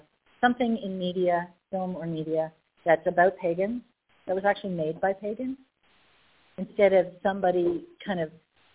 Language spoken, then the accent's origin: English; Winnipeg, Manitoba, Canada; I'm from Canada, Peg Canada, Winnipeg, a Winnipegan